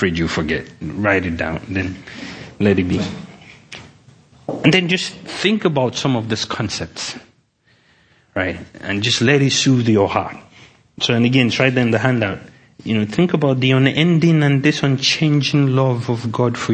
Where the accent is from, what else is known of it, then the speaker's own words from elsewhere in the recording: Nigeria; moved away; I'm from Nigeria